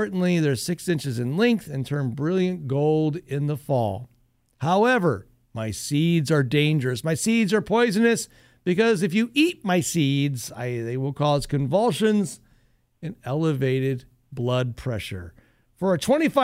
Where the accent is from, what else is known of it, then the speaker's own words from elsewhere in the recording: Northwest Ohio, United States; I grew up in Northwest Ohio